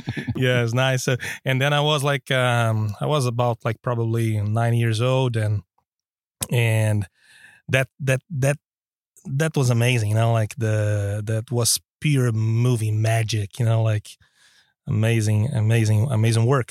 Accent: Brazil; now in Stockholm, Sweden; I'm originally from Brazil

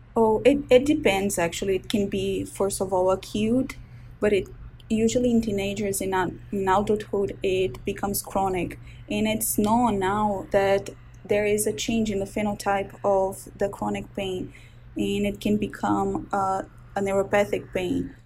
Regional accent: Brazil; born or raised there; moved away as an adult; now in Baltimore, United States

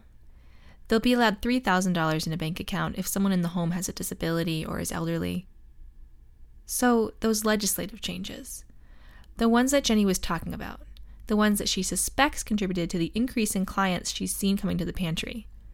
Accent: Bar Harbor, Maine, United States; my hometown of Bar Harbor

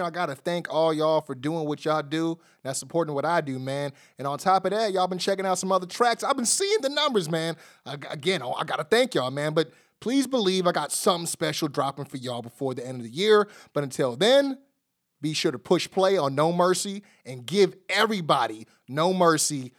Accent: United States; me being an American

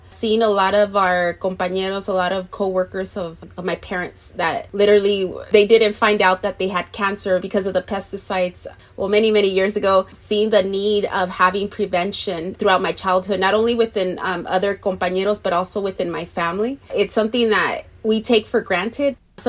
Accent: Moreno Valley, California, United States; I was born and raised here in the Inland Empire, in particular here in Paris in Moreno Valley.

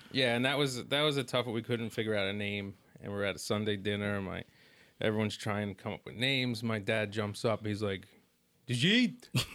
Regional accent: New York City, New York, United States; also born or lived in Brooklyn; we're from Staten Island and, and New York, Brooklyn, my family

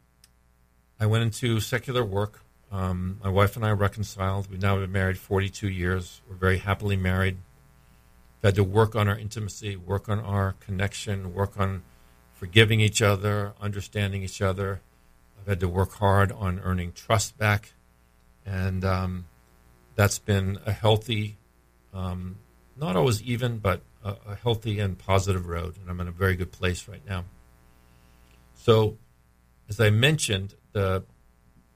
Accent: New England, United States; moved away as an adult; also born or lived in Virginia / Massachusetts / Pennsylvania; now in Florida, United States; I grew up in New England

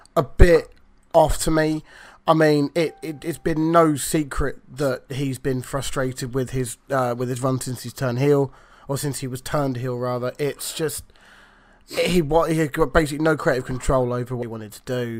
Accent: England, United Kingdom; I am English

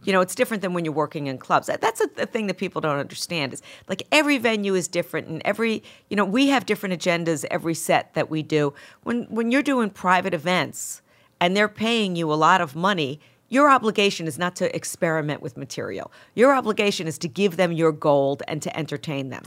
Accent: Mount Vernon, New York, United States; accent: Bronx; also born or lived in Bronx; most people that, that I grew up with in Mount Vernon were Bron-, uh, our parents were from the Bron-, you know, it was Bronx transplants into Mount Vernon, so it's the same accent

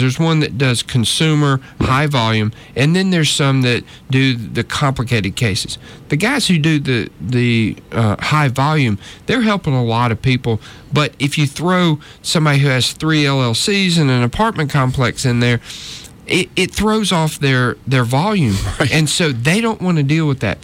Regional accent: North Georgia, United States; moved away as an adult; now in Montgomery, United States; I was raised in North Georgia. Okay. Uh, up in the mountains

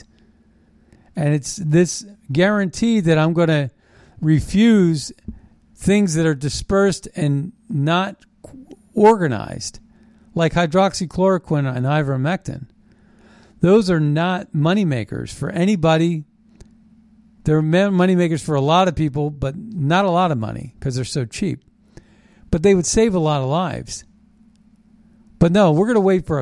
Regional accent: United States

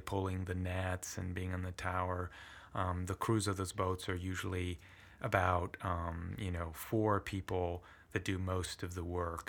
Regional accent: Shaw Island, Washington, United States; first language Italian; English is a second language; also born or lived in Brindisi, Italy; I grew up on Shaw Island, uh, had an, uh, population of about a hundred and eighty people

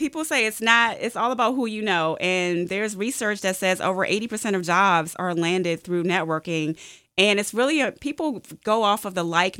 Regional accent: Washington, District of Columbia, United States; I am a native Washingtonian. I'm actually a third generation native Washingtonian. Yeah. I still own the home that my grandfather purchased back in 1946, and I've moved back into that.

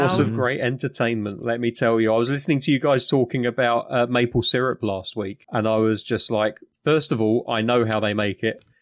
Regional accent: United Kingdom; I'm British.

